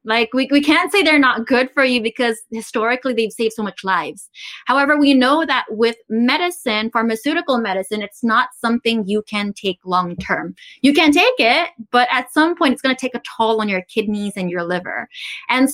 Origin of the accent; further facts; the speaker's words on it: Philippines; also born or lived in Taiwan; I grew up in the Philippines. So I'm actually from Taiwan, but I grew up in the Philippines. I came when I was super young.